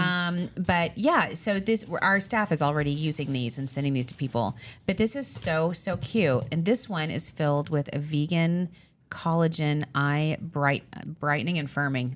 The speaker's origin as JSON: {"language": "English", "area": "Long Island", "region": "New York", "country": "United States"}